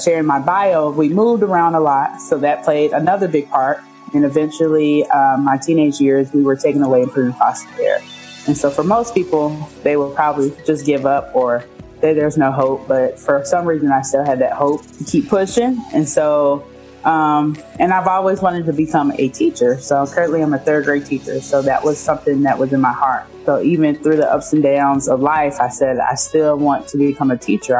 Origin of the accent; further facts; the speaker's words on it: Minnesota, United States; I was born in Minnesota